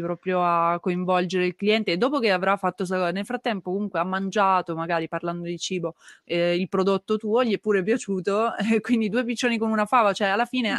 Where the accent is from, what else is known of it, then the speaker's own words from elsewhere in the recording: Turin, Piedmont, Italy; da torinese